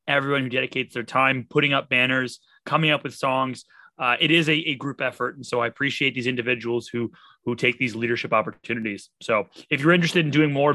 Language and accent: English; Canada; as being a Canadian